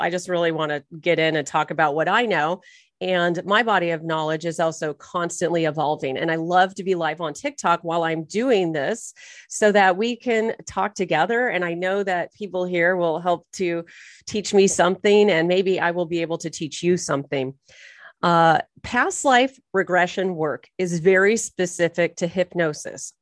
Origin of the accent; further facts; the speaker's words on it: Irvine, California, United States; also born or lived in Torrance Beach, California; I was born and raised in Orange County, California